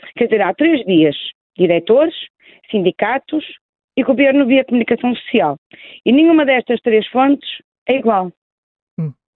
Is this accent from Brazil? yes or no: no; Porto, Norte, Portugal; accent: Porto; moved away as an adult; now in Lisbon, Portugal; Eu sou, sou, do Porto, como revela o meu sotaque, eu estive aqui em Lisboa, eu há 17 anos vim residir para Lisboa